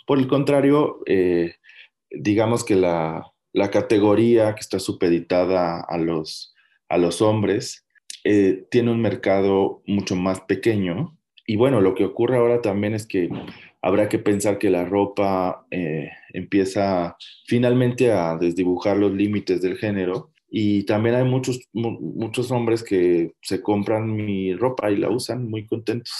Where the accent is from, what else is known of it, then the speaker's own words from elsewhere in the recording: Mexico; como mexicanos